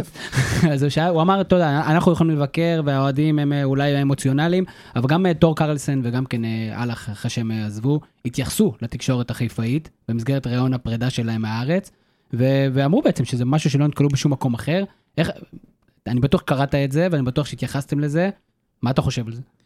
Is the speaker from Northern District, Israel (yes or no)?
yes; Karmiel, Northern District, Israel; אני מכרמל במקור